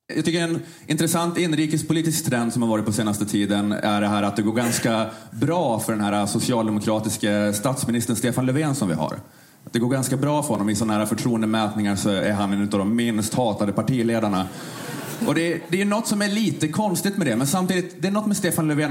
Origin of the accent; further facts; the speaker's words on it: Sweden; självkänslan man har som svensk